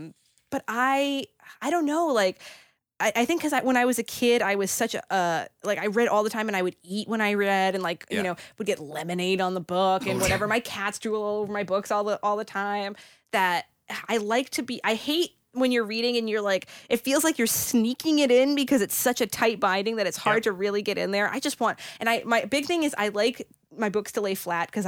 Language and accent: English; Massachusetts, United States; I'm from the Boston area.